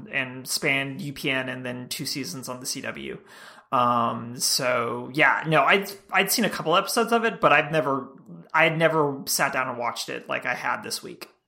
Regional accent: Georgia, United States; I'm from Georgia

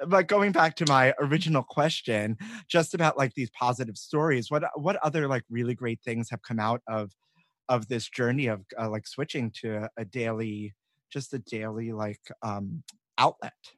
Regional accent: New York City, New York, United States; growing up in New York.

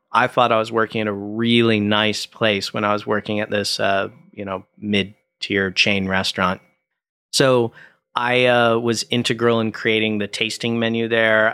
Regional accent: Orange County, California, United States; also born or lived in Burbank; I grew up in Orange County and then, uh, moved to Burbank

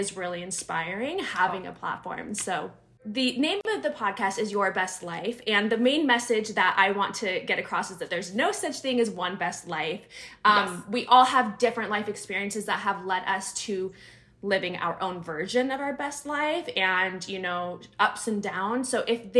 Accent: Northern California, United States; moved away as an adult; also born or lived in Sacramento / San Diego; I'm from Northern California

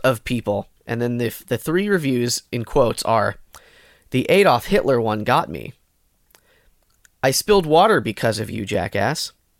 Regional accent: India; I'm from India, Asia.

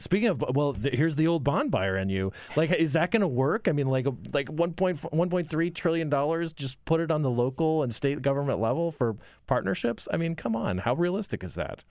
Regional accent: Arizona, United States; growing up in Arizona

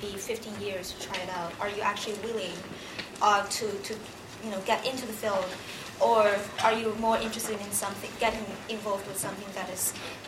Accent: Shandong, China; I'm from Shandong.

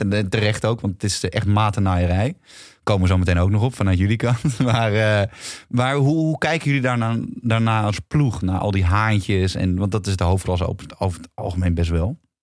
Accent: Amsterdam, North Holland, Netherlands; ik kom uit Amsterdam

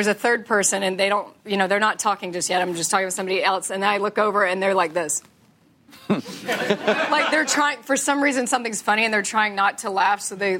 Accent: Texas, United States; And I was like, okay, I'm from Texas. I don't know the difference.

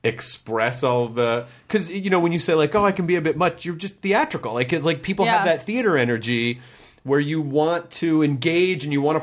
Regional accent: the South, United States; No, I grew up in the South.

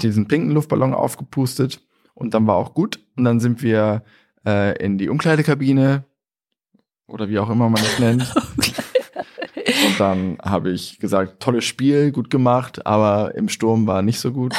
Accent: Germany; wir Deutschen

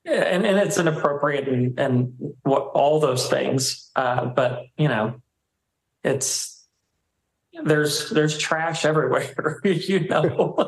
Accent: Texas, United States; I was born and raised in Texas.

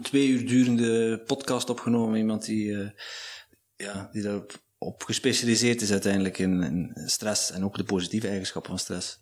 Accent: Netherlands; now in Belgium; ik ben een Nederlander

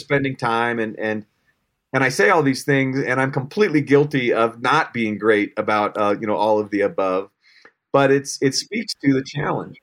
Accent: Colorado, United States; born and raised in Colorado

